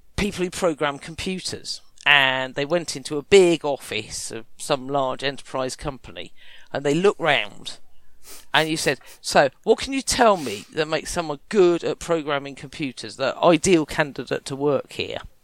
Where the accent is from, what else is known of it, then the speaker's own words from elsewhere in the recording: Kent, South East England, United Kingdom; I was from Kent